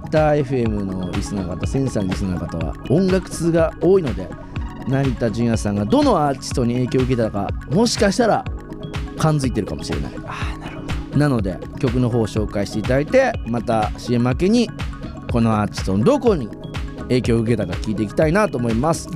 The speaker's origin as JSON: {"language": "Japanese", "region": "Aichi", "country": "Japan", "tie": "born or raised there", "said": "僕もですね、同郷なんですが、愛知県出身"}